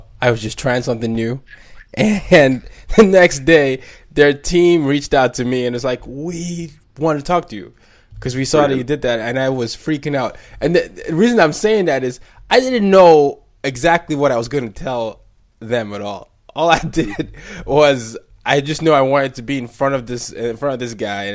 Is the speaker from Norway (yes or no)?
no; Nigeria; now in United States; even in Nigeria, we used to say that because I'm Nigerian